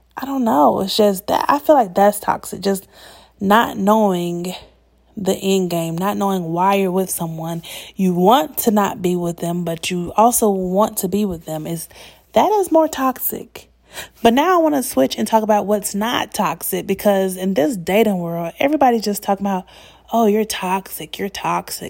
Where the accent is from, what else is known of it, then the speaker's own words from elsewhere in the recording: Atlanta, Georgia, United States; moved away; the people who are from Atlanta, we are usually not found in the city.